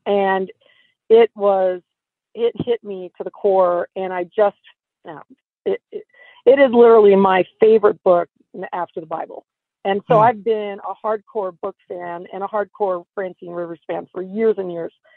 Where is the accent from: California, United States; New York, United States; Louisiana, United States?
California, United States; Sacramento; I'm from Northern California, specifically Sacramento